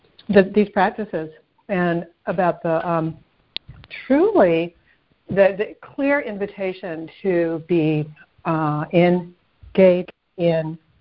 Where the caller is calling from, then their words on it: Asheville, North Carolina, United States; I'm calling from Asheville.